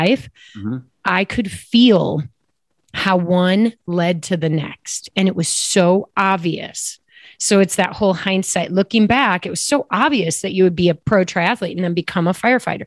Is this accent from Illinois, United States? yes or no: yes; Downers Grove, Illinois, United States; I grew up actually outside of Chicago in a little town called Downers Grove, Illinois